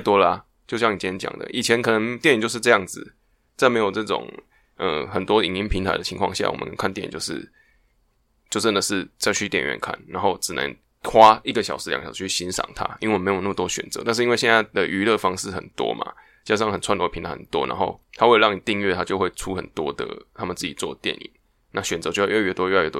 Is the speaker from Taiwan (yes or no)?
yes; Taiwan; 就是比如说我们台湾人，